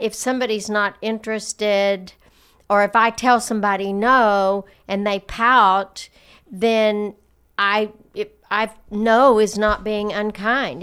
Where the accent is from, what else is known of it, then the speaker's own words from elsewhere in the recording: the South, United States; growing up in the South